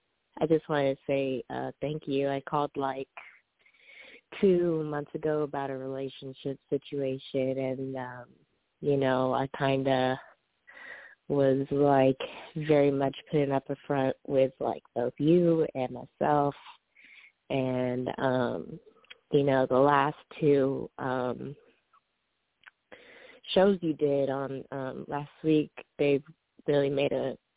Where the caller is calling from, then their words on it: Bay Area, California, United States; I'm calling from the Bay Area.